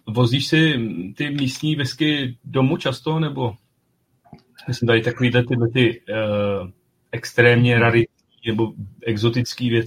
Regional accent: Czechia; jsme Češi

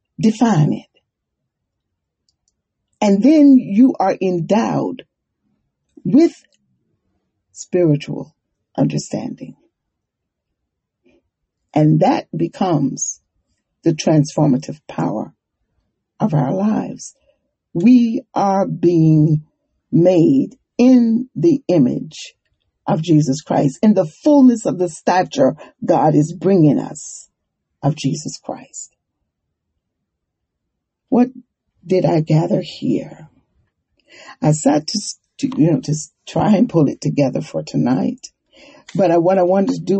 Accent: Durham, North Carolina, United States; also born or lived in Monroe; I was born in Monroe, but I grew up in Durham

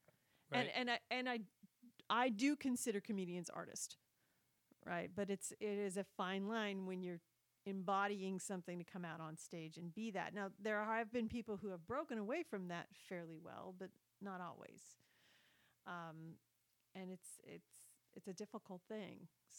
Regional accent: Brooklyn, New York, United States; I did smoke, I am from Brooklyn, and I do have certain views on relationships.

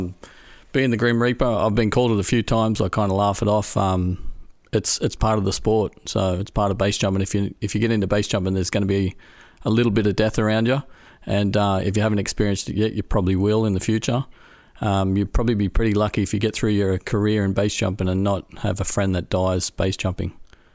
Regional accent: Australia; moved away as an adult; now in Europe; I grew up in Australia. and moved to Europe for work in around about 2001, 2003 as a bus driver, of all things, for backpackers.

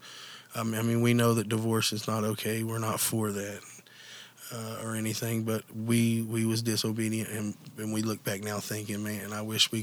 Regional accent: Mingo County, West Virginia, United States; also born or lived in Nitro, West Virginia; I'm originally from Mingo County

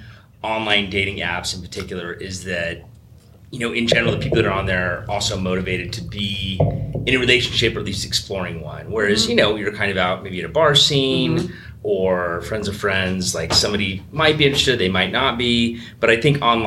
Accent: Phoenix, Arizona, United States; born and raised out here, 50.

